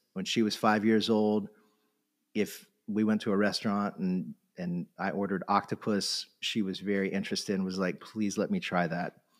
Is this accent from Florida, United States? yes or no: yes; Florida, United States; moved away; I grew up in Florida on the coast